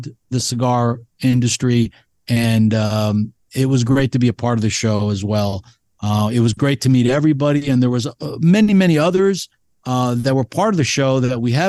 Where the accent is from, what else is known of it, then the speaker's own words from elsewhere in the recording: New Jersey, United States; I'm from New Jersey and I'm Greek